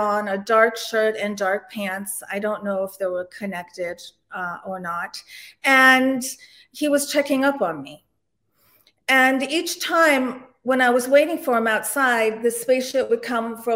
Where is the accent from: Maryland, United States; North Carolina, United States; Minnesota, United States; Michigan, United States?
Maryland, United States; DC suburbs; also born or lived in Istanbul, Turkey / Canada / Annapolis, Maryland; I'm originally from Istanbul, Turkey, and I emigrated to the United States with my parents when I was around 1 year old, and we came into Canada, and then we came into the DC suburbs